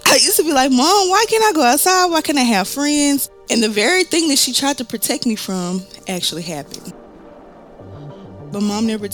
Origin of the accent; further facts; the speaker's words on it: Memphis, Tennessee, United States; I am from Memphis, Tennessee